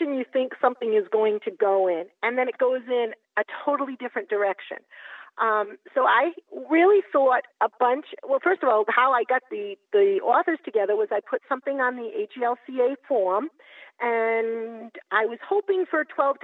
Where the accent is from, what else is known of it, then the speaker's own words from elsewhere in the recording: Massachusetts, United States; I'm from Massachusetts